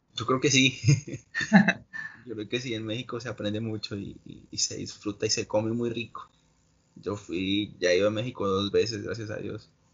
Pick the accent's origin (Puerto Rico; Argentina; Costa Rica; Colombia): Colombia; now in United States; Yo, soy colombiano y espero en unos, en unos tres años poder volver a Colombia